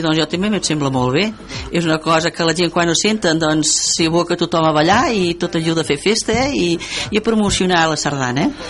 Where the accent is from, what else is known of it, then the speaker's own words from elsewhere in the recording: El Masroig, Catalonia, Spain; moved away; al poble, que sóc del Moster